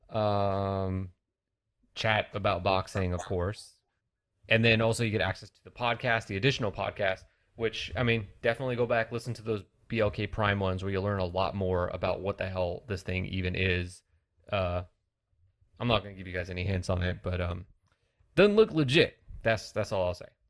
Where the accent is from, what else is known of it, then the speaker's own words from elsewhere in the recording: California, United States; I'm from California